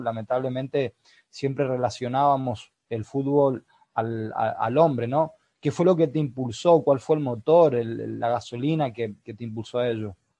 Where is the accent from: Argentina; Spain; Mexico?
Argentina; Chaco; moved away; mi Chaco querido